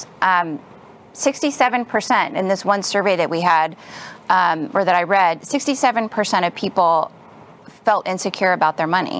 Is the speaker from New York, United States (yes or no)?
no; Los Angeles, California, United States; I'm from California, Southern California, Los Angeles area